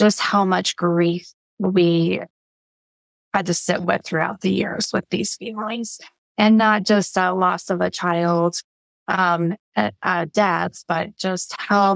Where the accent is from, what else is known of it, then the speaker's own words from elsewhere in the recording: Colorado, United States; also born or lived in Pueblo, Colorado / Grand Junction, Colorado / Greeley, Colorado / Broomfield, Colorado; I was born in Pueblo and lived there and lived in Grand Junction, which is west of Colorado, west side